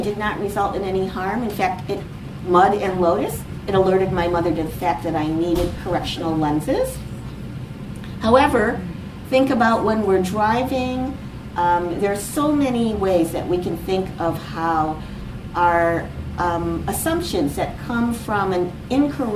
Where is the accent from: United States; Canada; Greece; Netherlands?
United States; I am from the United States